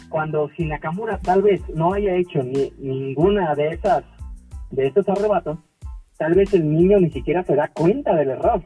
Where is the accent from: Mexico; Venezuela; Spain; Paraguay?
Mexico; Guadalajara, Jalisco; soy nacido aquí en Guadalajara, Jalisco. Soy mexicano de, ahora que de, sangre